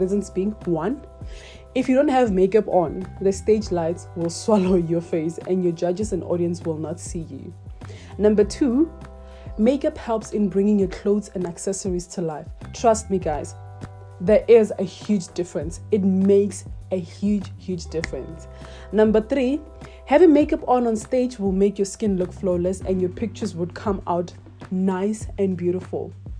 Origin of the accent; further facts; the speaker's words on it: Matibela, Limpopo, South Africa; I'm 23 years old and I'm from Matibela in the Limpopo province.